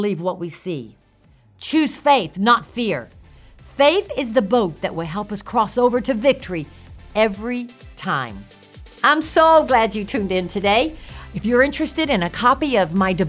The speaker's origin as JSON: {"language": "English", "region": "Gulf Coast", "country": "United States", "tie": "born or raised there", "said": "I grew up on the Gulf Coast"}